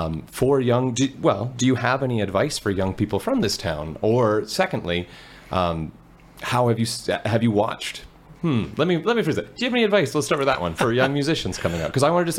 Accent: Fort St. John, British Columbia, Canada; I'm from Fort St. John

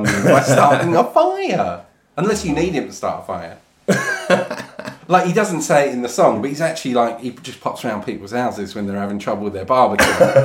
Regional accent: Braintree, East of England, United Kingdom; I was born in Braintree.

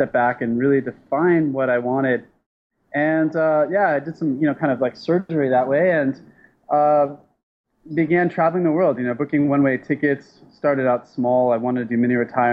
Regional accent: San Diego, California, United States; I'm from San Diego, which is pretty close to Mexico.

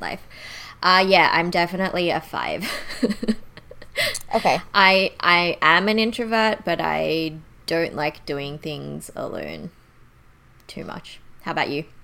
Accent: Sydney, New South Wales, Australia; also born or lived in Canberra; I grew up in Canberra until primary school. And then once I got to high school, I grew up in suburban Sydney.

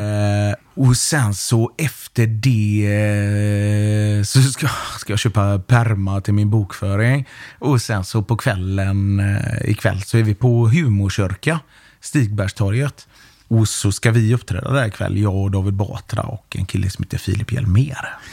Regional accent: Gothenburg, Västra Götaland, Sweden; när vi växte upp i Biskopsgården

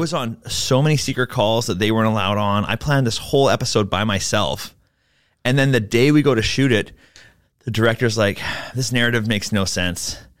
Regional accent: Vancouver, British Columbia, Canada; I'm from Vancouver, uh, hence why I don't speak French.

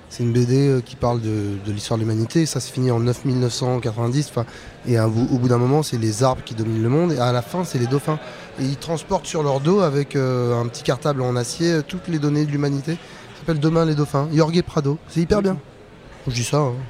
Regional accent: Meudon, Île-de-France, France; also born or lived in Paris; je suis né en 76 à Paris. J'ai mon père qui est venu et ma mère qui sont venus euh, des Antilles euh, en 63 18 ans. Mon père est un agent de la RATP. On a grandi à Meudon, une banlieue bourge

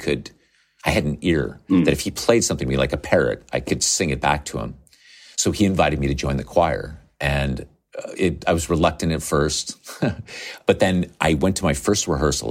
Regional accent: Nevada, United States; I grew up in Nevada on the west coast of the United States.

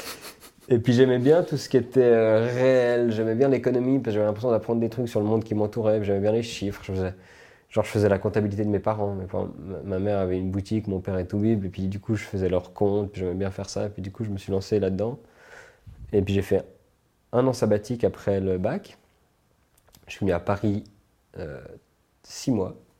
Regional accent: Switzerland; also born or lived in United States

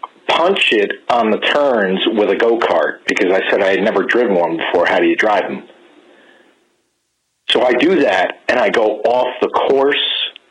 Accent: New York metropolitan area, United States; I'm sorry, I'm not from New Jersey. I am from the tri-state.

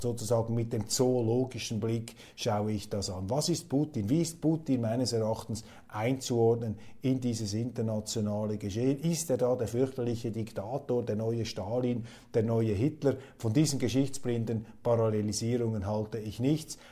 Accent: Switzerland; als Schweizer

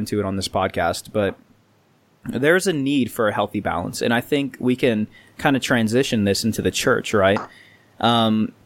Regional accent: Indiana, United States; We're from Indiana

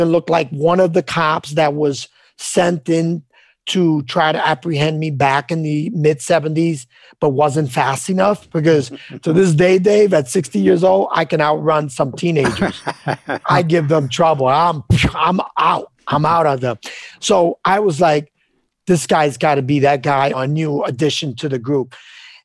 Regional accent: New York, United States; I grew up on the Lower East Side

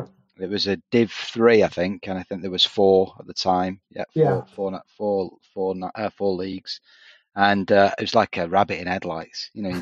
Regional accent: Bolton, North West England, United Kingdom; now in Lincolnshire, United Kingdom; I'm in Lincolnshire now, but yeah, no, I'm not far from Bolton, where I'm originally from, no.

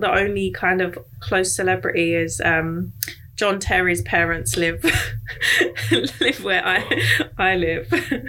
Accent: Essex, East of England, United Kingdom; where I live, and I grew up in Essex, because it's right next door to London

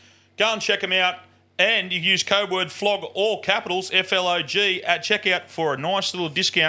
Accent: Queensland, Australia; I'm from Queensland.

